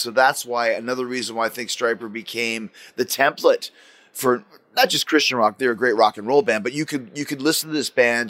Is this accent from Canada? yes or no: yes; Canada; now in United States; It wasn't like that when I grew up in Canada.